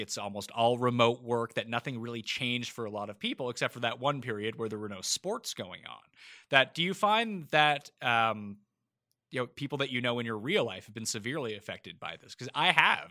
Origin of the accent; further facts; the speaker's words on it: Halifax, Nova Scotia, Canada; moved away as an adult; also born or lived in Toronto / New York; I'm from Halifax, which is a medium-sized Canadian city